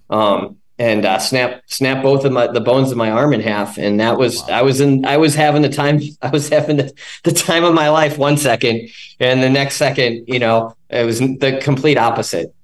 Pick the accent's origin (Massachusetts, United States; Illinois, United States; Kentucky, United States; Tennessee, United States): Illinois, United States; Chicago; moved away as an adult; now in Encinitas, United States; I'm from Chicago.